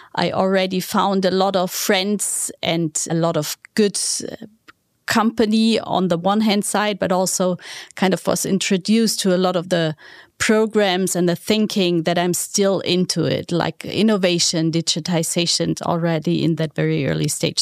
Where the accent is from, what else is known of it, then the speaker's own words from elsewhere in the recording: Southern Germany, Germany; moved away; it all started back in the southern part of Germany, to be honest with you. It was a smaller town in the southern part of Germany.